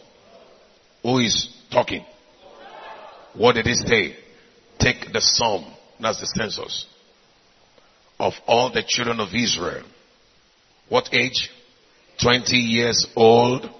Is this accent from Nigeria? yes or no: yes; Nigeria; I came from Nigeria